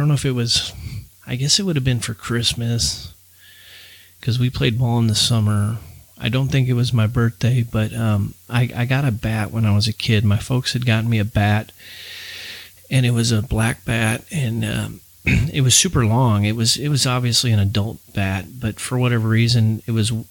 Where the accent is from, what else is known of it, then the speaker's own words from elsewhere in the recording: St. Louis, Missouri, United States; growing up in St. Louis, Missouri, we grew up on 11016 Baywood Terrace in St. Louis County.